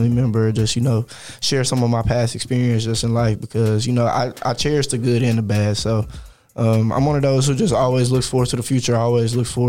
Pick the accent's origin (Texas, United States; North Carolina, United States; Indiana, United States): Texas, United States; Houston; also born or lived in Dallas; growing up in Houston was pretty fun for me. I had a pretty good childhood